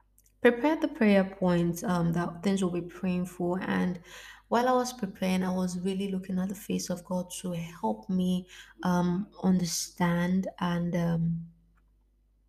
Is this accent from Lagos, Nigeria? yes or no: yes; Lagos, Nigeria; now in Italy; I am African from Nigeria, and yeah, it is not a normal thing for it to snow in the part where I live, Lagos, Nigeria, to be specific